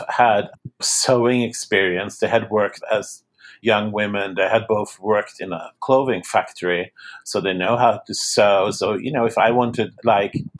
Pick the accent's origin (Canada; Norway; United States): Norway; moved away; I was born and raised in Norway